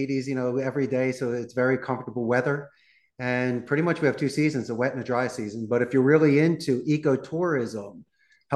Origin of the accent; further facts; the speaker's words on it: Philadelphia, Pennsylvania, United States; moved away as an adult; also born or lived in Arizona / Costa Rica; But I'm originally from Northeast Philadelphia. I graduated the proud Abington High School back in 91.